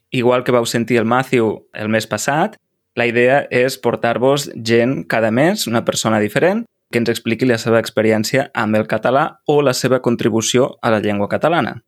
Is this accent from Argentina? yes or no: yes; San Miguel de Tucumán, Tucumán, Argentina; Catalan is a second language; moved away as an adult; now in Cardedeu, Spain; de Tucumán, Argentina, tinc 19 anys i he arribat a Cardedeu, Barcelona, mm. fa un mes i dues setmanes